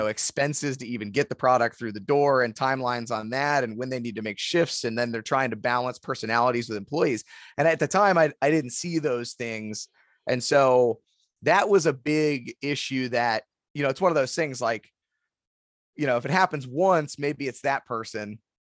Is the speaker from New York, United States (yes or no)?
no; Youngstown, Ohio, United States; also born or lived in Columbus, Ohio; I was born and raised in Youngstown